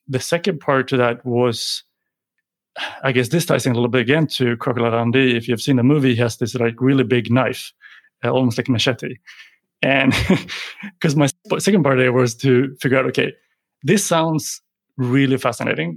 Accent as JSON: {"language": "English", "country": "Sweden", "tie": "born or raised there", "also_born_or_lived": "Sydney, Australia", "moved": "as an adult", "said": "born and raised in Sweden, but decided to jump on a plane and go to study in Australia"}